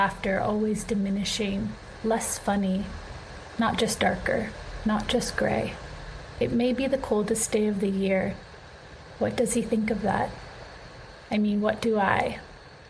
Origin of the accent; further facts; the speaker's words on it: California, United States; also born or lived in New York; growing up here